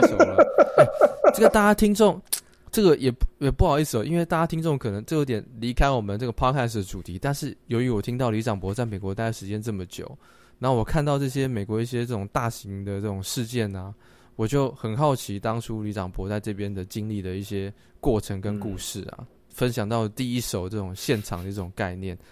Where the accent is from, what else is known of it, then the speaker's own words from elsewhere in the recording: Taiwan; now in Northern California, United States; 我们台湾人